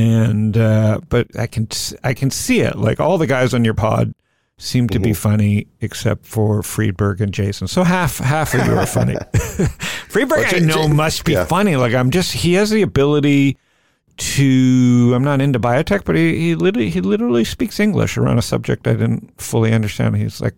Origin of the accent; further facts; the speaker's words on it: Toronto, Ontario, Canada; now in Phoenix, United States; I grew up, you know, I grew up in Toronto. I'm a Phoenix boy, so I'm pretty right wing. And I grew up as a Jew in Toronto